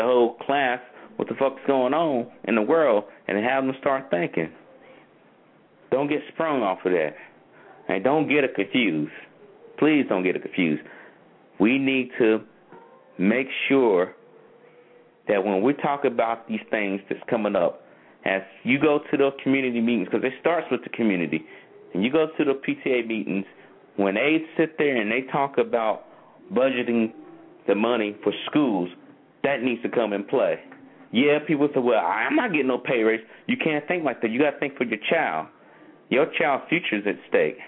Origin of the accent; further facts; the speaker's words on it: North Carolina, United States; where I'm from North Carolina